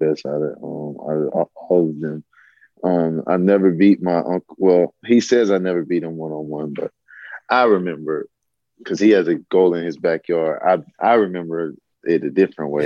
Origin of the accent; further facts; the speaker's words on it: Athens, Georgia, United States; I grew up in Athens, Georgia